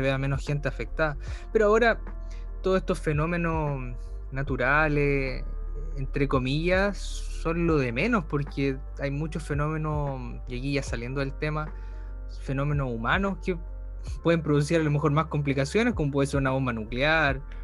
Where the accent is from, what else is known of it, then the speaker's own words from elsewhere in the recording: Chillán, Ñuble, Chile; yo nací en Chillán